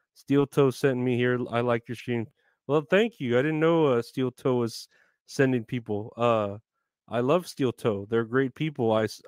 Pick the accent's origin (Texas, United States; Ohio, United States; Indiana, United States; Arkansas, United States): Texas, United States; Retro Horror Inc. Yeah, we're both here from Texas.